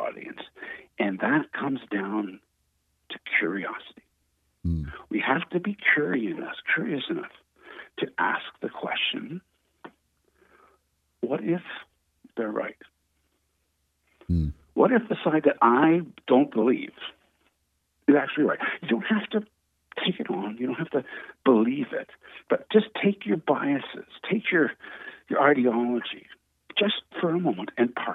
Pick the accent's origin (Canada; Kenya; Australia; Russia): Canada; I'm Canadian.